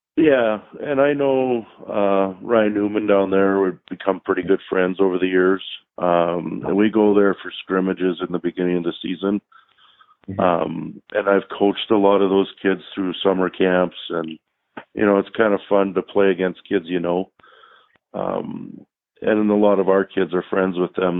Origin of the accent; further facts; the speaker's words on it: Canada; moved away as an adult; now in Minnesota, United States; not growing up in the states and growing up in Canada, and then when I come down here in college